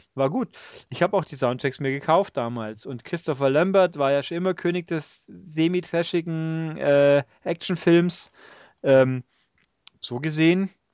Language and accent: German; Augsburg, Bavaria, Germany; accent: Augsburgerisch; ich komme ja hier aus dem Augsburger Eck